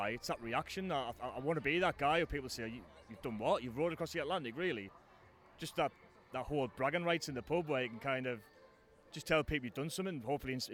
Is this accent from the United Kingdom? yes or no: yes; Farringdon, North East England, United Kingdom; now in Manchester, United Kingdom; Yeah, yeah, uh, born and raised in Farringdon all my life, uh, pretty much. But I've lived in uh, Manchester for the past 10 years, so it's nice to be home for